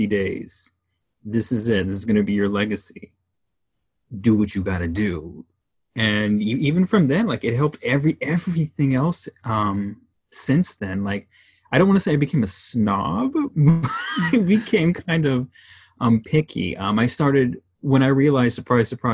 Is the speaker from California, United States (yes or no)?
yes; Los Angeles, California, United States; growing up in Southern California, the Los Angeles